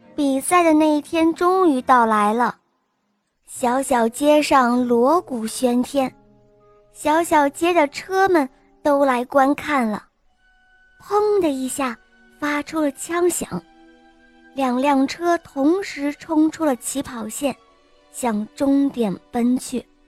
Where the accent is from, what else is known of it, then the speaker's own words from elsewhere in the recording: Shenzhen, Guangdong, China; 我今年五岁了，我来自深圳